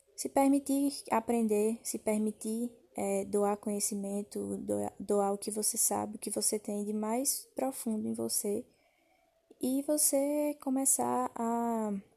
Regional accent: Campina Grande, Paraíba, Brazil; sou natural de Campina Grande, da Paraíba

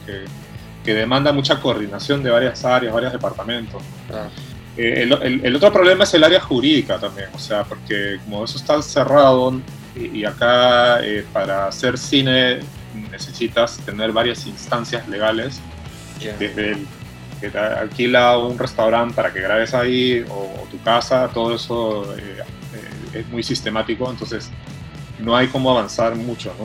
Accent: Peru; now in Cuenca, Ecuador; yo soy un director peruano

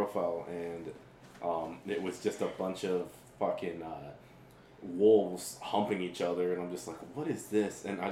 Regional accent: San Diego, California, United States; Growing up in San Diego

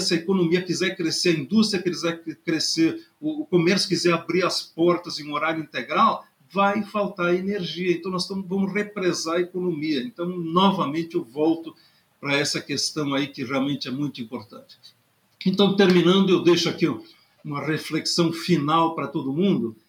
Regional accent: Rio Grande do Sul, Brazil; moved away; also born or lived in Pelotas / Pedro Osório; eu ainda me considero gaúcho, nasci no Rio Grande e vivo gaúcho

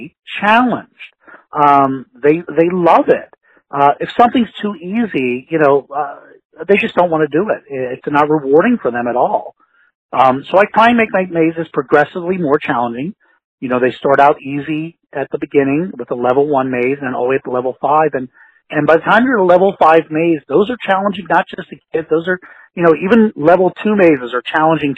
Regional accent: Pittsburgh, Pennsylvania, United States; I'm from Pittsburgh, Pennsylvania

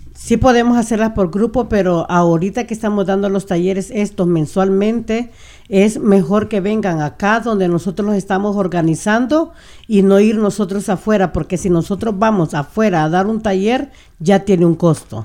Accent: Tonacatepeque, San Salvador, El Salvador; now in Burien, United States; nosotros, como salvadoreños, desde donde nosotros somos, Tonacatepeque

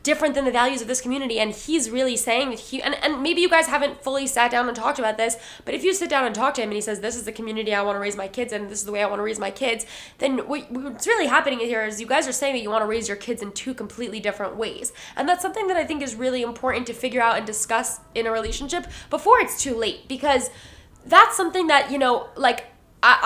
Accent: United States; I'm from the New York, New Jersey community

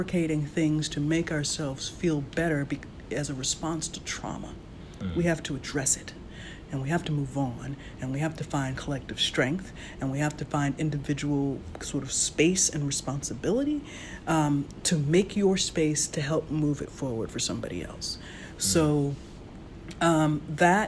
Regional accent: Virginia, United States; growing up in Virginia

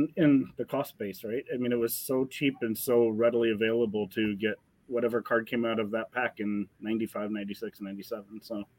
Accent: St. Louis, Missouri, United States; I'm from St. Louis

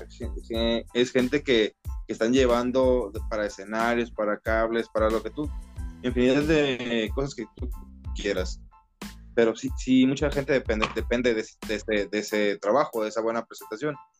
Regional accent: Mexico; soy mexicano, somos mexicanos

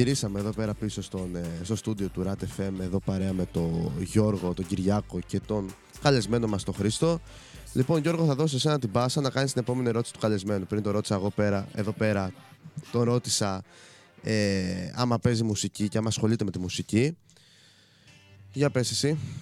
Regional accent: Chania, Crete, Greece; είμαι από τα Χανιά

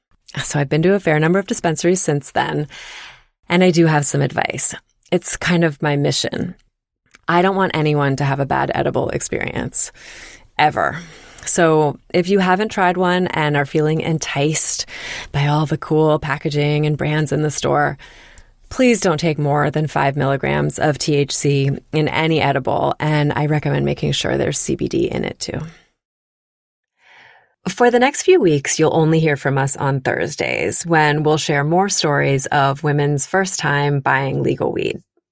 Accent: East Coast, United States; also born or lived in Virginia / Connecticut / Maryland / New York; I grew up on the East Coast and moved around a bit. I've lived in Virginia, Connecticut, Maryland, and New York.

